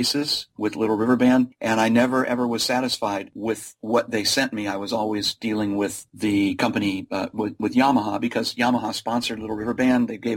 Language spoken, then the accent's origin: English; Chicago area, Central Illinois, United States; I grew up in the Chicago area, Central Illinois